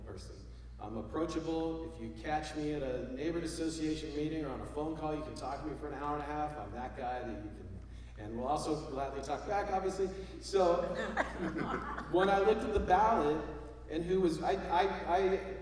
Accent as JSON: {"language": "English", "region": "Texas", "country": "United States", "moved": "yes", "lives_now": "Portland, United States", "said": "I'm from Texas"}